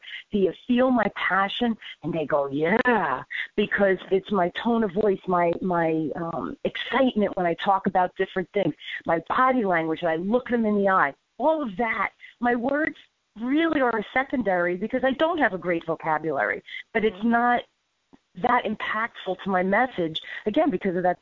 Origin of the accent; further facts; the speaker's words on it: New Jersey, United States; I'm from North Jersey. That's where I grew up